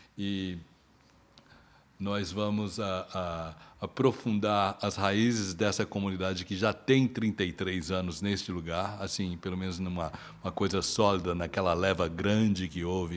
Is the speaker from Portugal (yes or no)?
no; Brazil; now in Toronto, Canada; Nós somos brasileiros radicados aqui